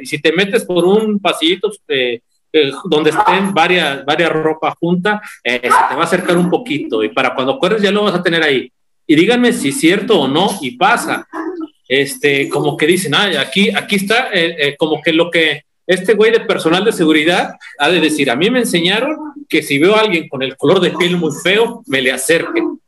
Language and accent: Spanish; Mexico; yo crecí en Morales, en el barrio de Morales